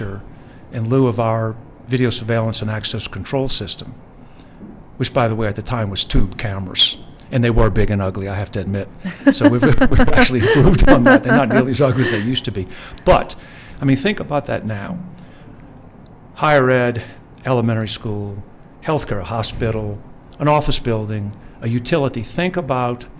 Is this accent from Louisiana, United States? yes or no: yes; New Orleans, Louisiana, United States; my hometown this weekend of New Orleans